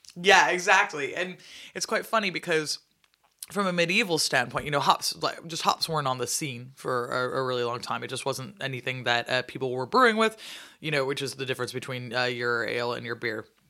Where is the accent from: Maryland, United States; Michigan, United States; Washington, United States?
Washington, United States; Seattle; I'm from Seattle